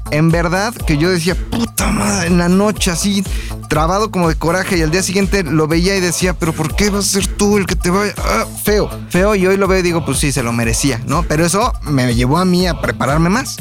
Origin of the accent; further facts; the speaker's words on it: Mexico; los mexicanos somos